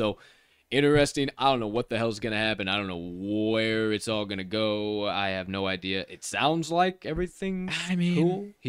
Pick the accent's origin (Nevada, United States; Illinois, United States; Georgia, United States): Illinois, United States; Decatur; Former home of the Chicago Bears. The Chicago Bears. It's my hometown.